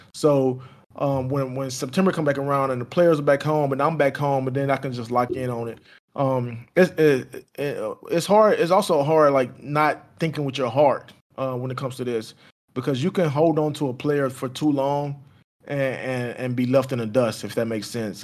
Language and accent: English; Houston, Texas, United States; I'm from Fifth Ward in Houston, Texas.